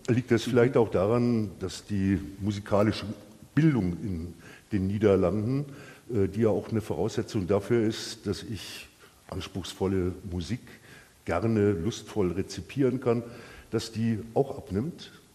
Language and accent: German; Bavaria, Germany; als Bayer